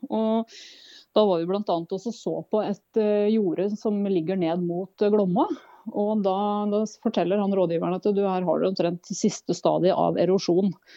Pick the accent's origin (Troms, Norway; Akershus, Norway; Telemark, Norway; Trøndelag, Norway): Telemark, Norway; farm in; moved away as an adult; also born or lived in Oslo; now in Opaker, Norway; der jeg vokste opp, så nå er det min bror som har tatt over og driver